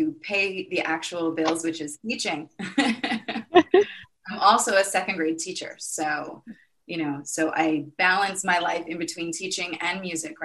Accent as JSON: {"language": "English", "region": "New York", "country": "United States", "said": "I'm from New York"}